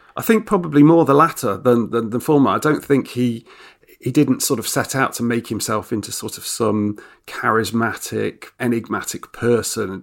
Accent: Nottingham, East Midlands, United Kingdom; also born or lived in Japan; I grew up in Nottingham

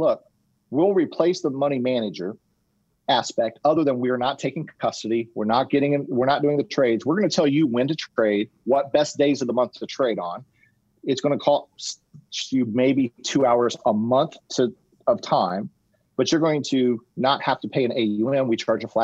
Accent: Indianapolis, Indiana, United States; I'm from Indianapolis

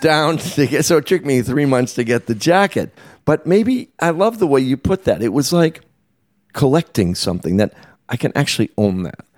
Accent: Boston, Massachusetts, United States; moved away as an adult; now in New York, United States; I grew up in Boston

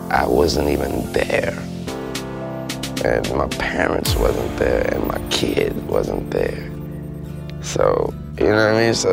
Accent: New Orleans, Louisiana, United States; You know, I'm from New Orleans. I'm related to the people that live in those.

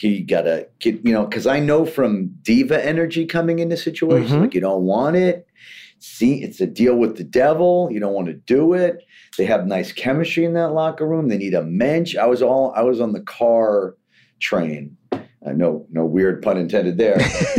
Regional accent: Queens, New York, United States; I grew up in Queens, moved back here 10 years ago.

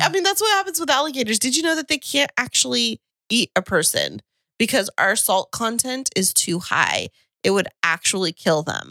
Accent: Kingsburg, California, United States; moved away; where I grew up in Kingsburg

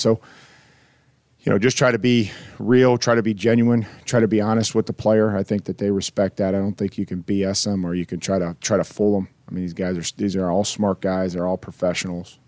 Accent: Midwest, United States; also born or lived in Houston / Boston; now in Nashville, United States; growing up in the Midwest and spending some time in Houston and Boston and all these different places

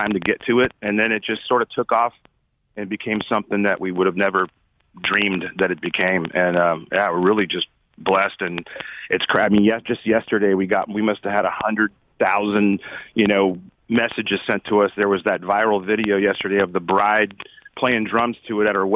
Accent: Anaheim, California, United States; We were very just middle class dudes that grew up in Anaheim

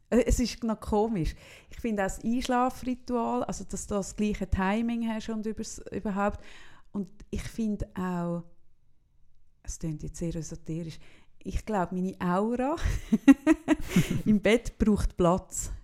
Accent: Solothurn, Switzerland; now in Zürich, Switzerland; bei uns in Solothurn heisst das Gänkeln

